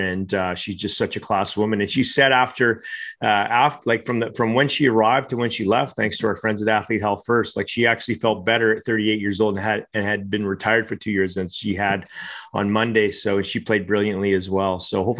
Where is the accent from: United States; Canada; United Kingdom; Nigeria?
Canada; I come home from Christmas in Canada and there's a Georgian boy. He's like in my bed. And so I have a cot. He was supposed to take the cot, but like a good Canadian